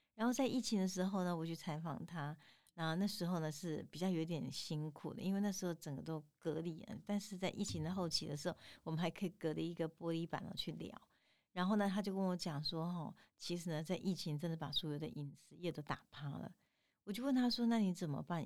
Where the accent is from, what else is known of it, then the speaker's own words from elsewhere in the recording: Tainan, Taiwan; 我们台南人